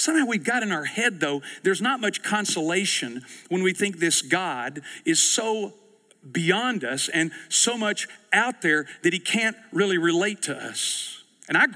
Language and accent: English; East Texas, United States; I grew up in East Texas